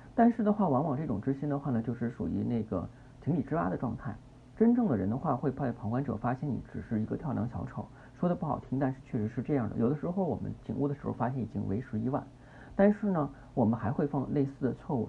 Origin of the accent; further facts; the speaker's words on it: China; 我们中国人天性的比较内敛、羞涩